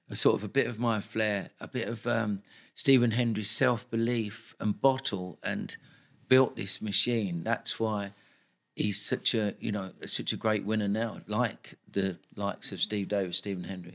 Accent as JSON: {"language": "English", "region": "London", "country": "United Kingdom", "tie": "born or raised there", "said": "I'm a kid from Tooting"}